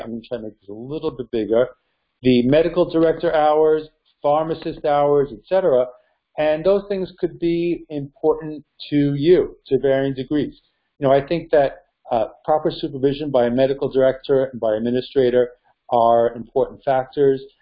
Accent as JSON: {"language": "English", "region": "New York", "country": "United States", "said": "my home state, New York"}